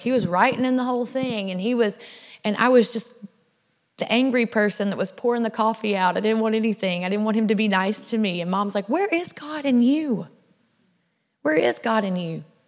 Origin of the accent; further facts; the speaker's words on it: South Louisiana, United States; I was raised in South Louisiana.